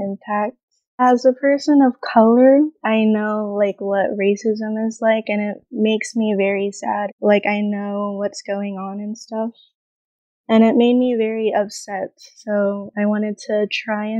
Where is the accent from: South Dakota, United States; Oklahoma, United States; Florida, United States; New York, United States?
Florida, United States; also born or lived in Mexico; now in Texas, United States; I grew up in Florida